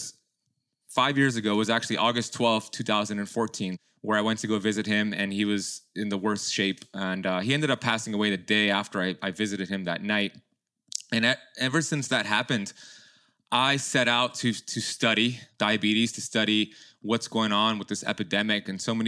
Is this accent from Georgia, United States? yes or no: no; Miami, Florida, United States; born there; my parents immigrated from Iran back in the 70s, and they had my sister and then me, and I was born here in Miami.